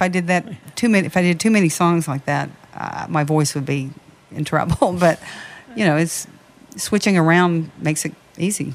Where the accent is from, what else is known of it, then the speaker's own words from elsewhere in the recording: Nashville, Tennessee, United States; now in Las Vegas, United States; I'm from Nashville, grew up in Nashville